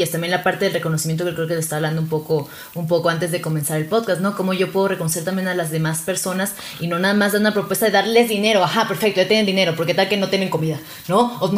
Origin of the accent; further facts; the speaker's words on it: Venezuela; Yo soy de Venezuela. Sé que ya no se nota porque no tengo acento, pero.